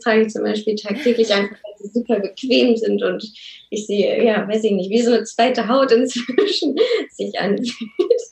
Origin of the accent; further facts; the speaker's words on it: Lower Saxony, Germany; moved away as an adult; also born or lived in Hamburg; oder wir beide kommen gebürtig aus Niedersachsen